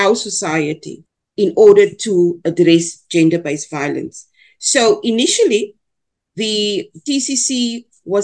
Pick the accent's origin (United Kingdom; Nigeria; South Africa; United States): South Africa; first language Afrikaans; English is a second language